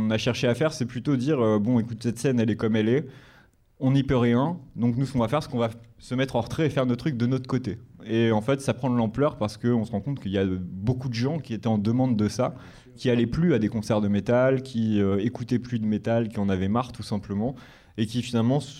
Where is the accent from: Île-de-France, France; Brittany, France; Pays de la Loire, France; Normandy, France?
Île-de-France, France; euh, on est de région parisienne. Après, j'ai vécu un peu partout, euh, pour être honnête. Mais là, actuellement, j'habite à Paris.